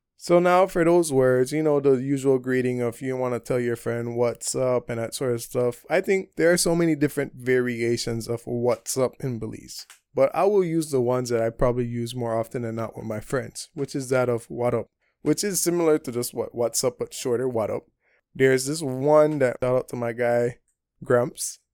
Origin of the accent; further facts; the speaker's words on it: Belize; moved away as an adult; also born or lived in Taiwan; I come from Belize. I lived up Belize, what, from nineteen ninety-seven to twenty eighteen, uh, what, twenty-one years